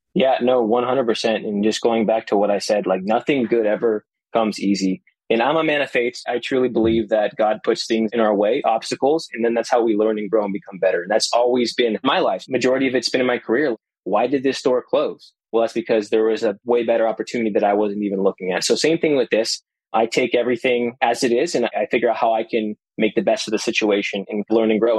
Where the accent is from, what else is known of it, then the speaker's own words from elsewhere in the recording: Las Vegas, Nevada, United States; moved away as an adult; now in Orlando, United States; I was born and raised in Las Vegas